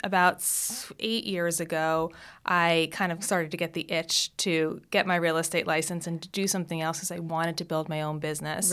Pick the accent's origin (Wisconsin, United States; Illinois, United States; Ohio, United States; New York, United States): New York, United States; South Shore of Long Island; So my childhood, I grew up on the South Shore of Long Island